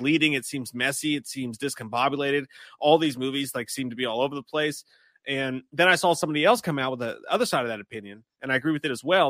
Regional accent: Kentucky, United States; I am from Kentucky

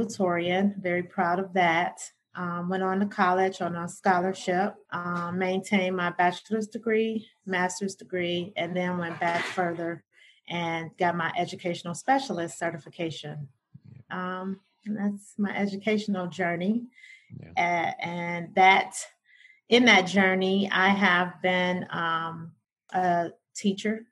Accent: Detroit, Michigan, United States; I'm a native Detroiter, born and raised in Detroit. East Side child.

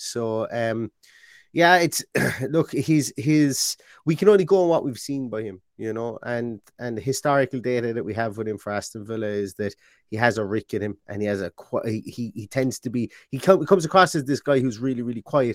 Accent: Ireland; I'm Irish.

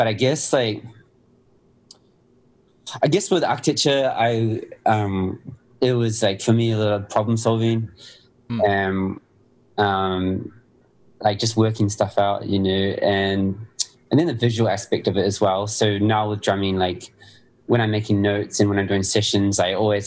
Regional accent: New Zealand; growing up in New Zealand

